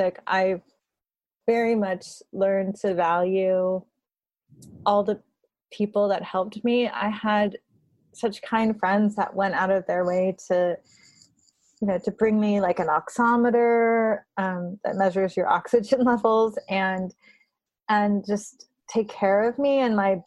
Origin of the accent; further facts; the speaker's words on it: Burbank, California, United States; moved away as an adult; also born or lived in Berkeley, California / Bay Area, California; now in New York, United States; I grew up in Burbank and I went to school at Berkeley and I lived in the Bay